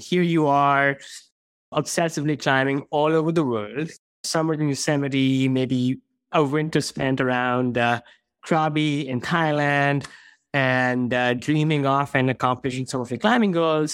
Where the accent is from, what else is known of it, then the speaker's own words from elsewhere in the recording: India; moved away; I grew up in India